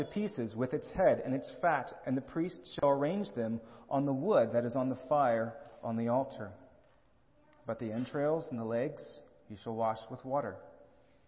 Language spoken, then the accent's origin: English; Lehigh Valley, Pennsylvania, United States; I grew up in the Lehigh Valley in Pennsylvania